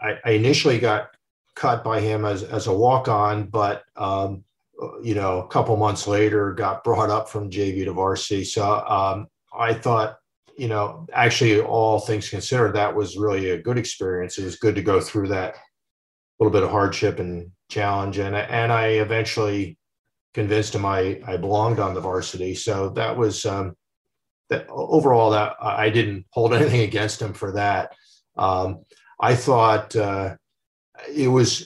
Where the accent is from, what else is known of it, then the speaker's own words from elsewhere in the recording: Westfield, New Jersey, United States; growing up in New Jersey